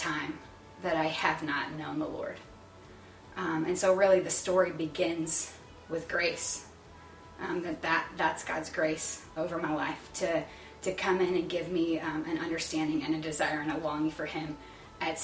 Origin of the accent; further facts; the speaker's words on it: Florissant, Missouri, United States; also born or lived in Texas; I am from St. Louis. I was born here and lived here in Florissant actually all my life until right after college